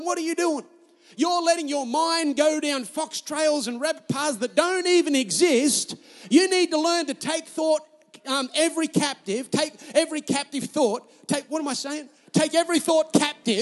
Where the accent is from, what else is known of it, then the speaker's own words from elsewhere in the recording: Newcastle, New South Wales, Australia; I'm Australian